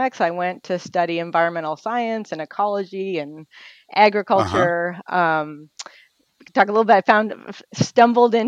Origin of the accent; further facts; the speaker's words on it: Toronto, Ontario, Canada; moved away as an adult; also born or lived in Ithaca, United States; now in United States; I grew up in Toronto in Canada